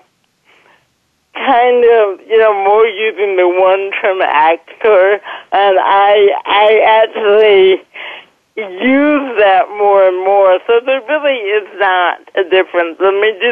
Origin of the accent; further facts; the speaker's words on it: Oak Park, Illinois, United States; moved away as an adult; also born or lived in Chicago / Kansas; now in Los Angeles, United States; I grew up in the Chicago area, Oak Park, Illinois